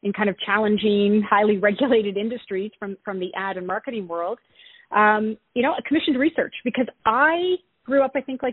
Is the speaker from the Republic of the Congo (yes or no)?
no; East Coast of Canada, Atlantic Canada, Canada; accent: East Coast Canadian; also born or lived in California; I am an East Coast Canadian gal, so you'll hear a lot of abouts. Born and raised on the East Coast